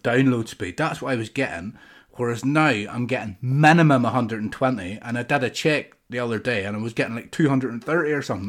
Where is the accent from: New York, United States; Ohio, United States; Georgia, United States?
New York, United States; Hey, the bagel. I'm from New York.